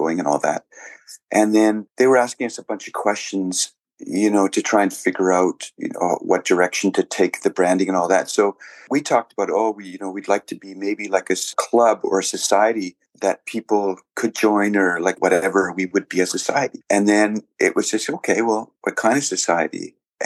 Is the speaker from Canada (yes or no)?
yes; Edmonton, Alberta, Canada; now in Vancouver, Canada; I grew up in Edmonton and my parents were from East Germany